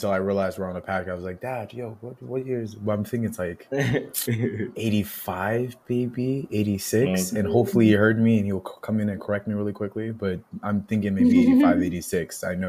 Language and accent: English; United States; I was born and raised here. Schooling was here. My experiences are here.